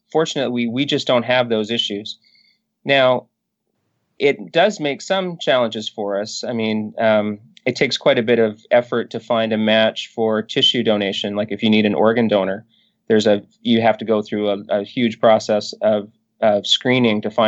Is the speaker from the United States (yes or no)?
no; northern British Columbia, Canada; I grew up in northern British Columbia, and I have to say, growing up in Canada probably saves me a little bit